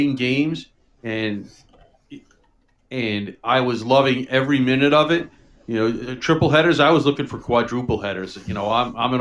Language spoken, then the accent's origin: English; New York City, New York, United States; growing up in New York City